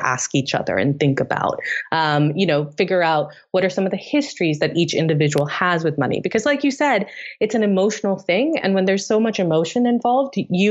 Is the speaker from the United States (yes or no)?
no; Tanzania; moved away; also born or lived in Delhi, India; I created our first prom where I grew up in East Africa in Tanzania